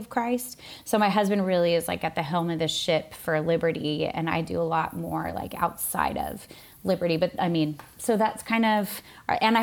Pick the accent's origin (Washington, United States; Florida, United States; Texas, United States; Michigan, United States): Washington, United States; moved away as an adult; also born or lived in Sydney, Australia; now in Brooklyn, New York, United States; I was born and raised in Washington State and moved to Sydney when I was 22